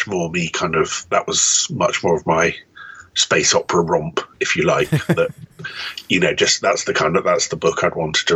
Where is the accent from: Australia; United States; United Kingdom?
United Kingdom; I am British